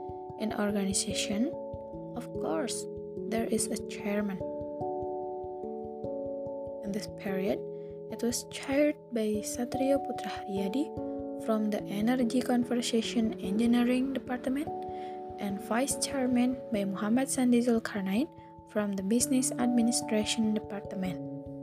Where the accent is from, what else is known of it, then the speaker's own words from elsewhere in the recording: Cirebon, West Java, Indonesia; moved away as an adult; now in Bandung, Indonesia; I am not from Bandung, but from Cirebon.